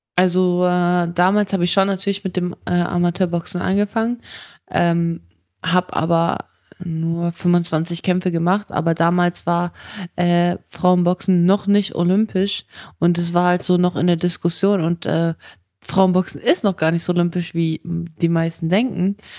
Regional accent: Germany; also born or lived in Kazakhstan; ich bin zwar in Kasachstan geboren, aber ich bin in Deutschland aufgewachsen

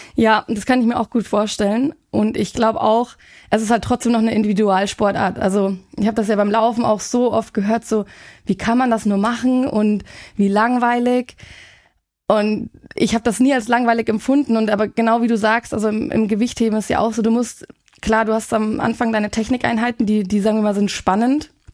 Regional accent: Munich, Bavaria, Germany; ich komme aus München

